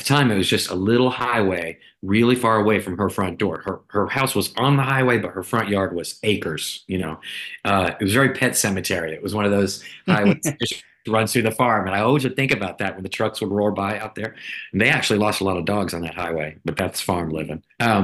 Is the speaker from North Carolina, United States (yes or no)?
yes; Sanford, North Carolina, United States; I spent a lot of my childhood growing up near Raleigh, near Sanford, North Carolina, on my grandma's farm. It was a 40-acre farm.